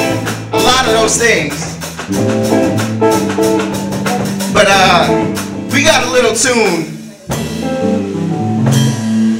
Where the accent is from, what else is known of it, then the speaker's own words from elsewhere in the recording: Boston, Massachusetts, United States; moved away as an adult; now in Sacramento, United States; I am from Boston, Massachusetts.